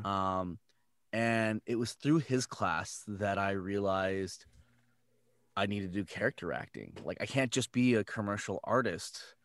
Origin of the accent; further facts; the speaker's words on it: San Jose, California, United States; I'm from San Jose, and I went to San Francisco to a voiceover conservatory